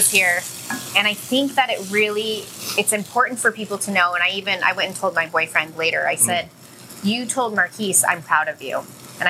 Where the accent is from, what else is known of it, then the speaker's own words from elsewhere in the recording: Idaho, United States; I'm from Idaho.